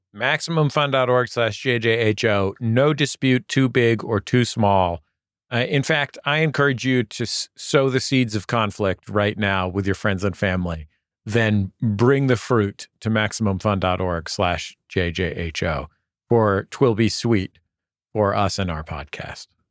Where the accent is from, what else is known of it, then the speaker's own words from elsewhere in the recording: United States; I'm American